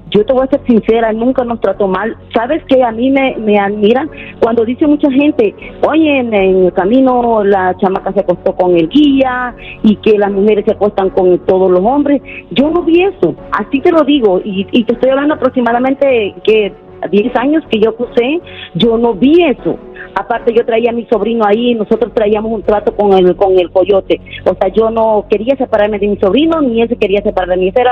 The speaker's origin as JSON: {"language": "Spanish", "country": "El Salvador", "moved": "as an adult", "lives_now": "United States", "said": "Yo salí del Salvador por problemas ah, familiares."}